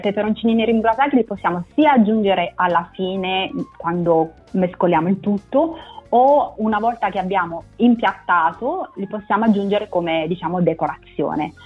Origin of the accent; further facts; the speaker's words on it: Naples, Campania, Italy; now in Newcastle, United Kingdom; sono napoletana